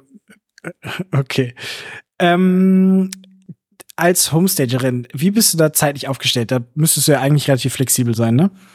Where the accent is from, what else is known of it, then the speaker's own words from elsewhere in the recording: Hamburg, Germany; mich als Hamburger